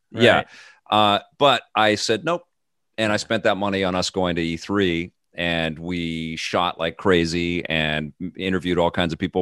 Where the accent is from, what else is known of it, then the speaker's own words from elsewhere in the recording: Canada; living in Canada and growing up in Canada